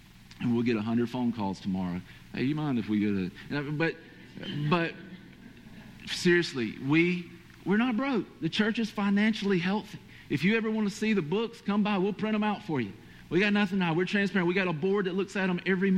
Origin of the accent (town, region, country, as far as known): Georgia, United States; accent: Georgia/Hispanic